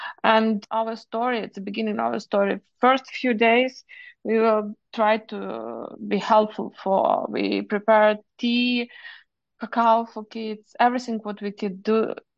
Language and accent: English; Lviv, Lviv Oblast, Ukraine; I was born in Lviv, and I graduated Lviv University, National University.